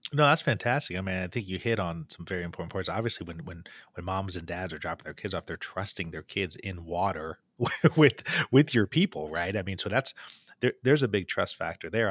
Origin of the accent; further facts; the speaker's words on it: Bloomington, Indiana, United States; in my hometown in Indiana, at Indiana University